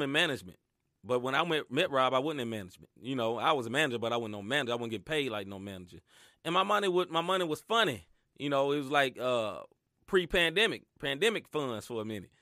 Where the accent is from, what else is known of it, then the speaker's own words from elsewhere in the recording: the South, United States; I grew up in the South